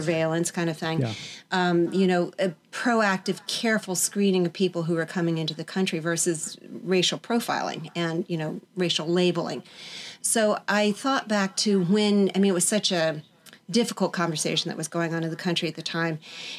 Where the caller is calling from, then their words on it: Virginia, United States; From Virginia, just outside Washington, D.C.